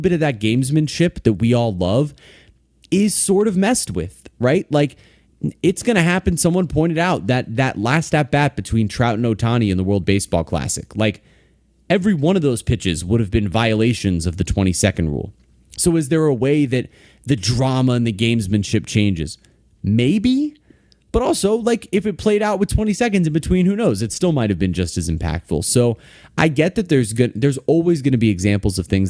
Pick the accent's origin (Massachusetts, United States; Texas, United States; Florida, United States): Florida, United States; Fort Lauderdale; I grew up down here